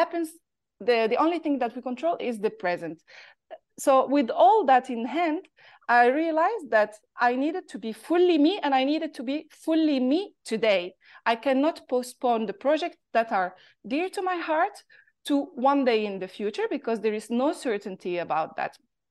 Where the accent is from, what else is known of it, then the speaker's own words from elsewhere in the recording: Morocco; accent: Moroccan; English is a second language; moved away as an adult; also born or lived in Paris; I grew up in Morocco, and I left Morocco when I was 20 years old to go follow my studies in Paris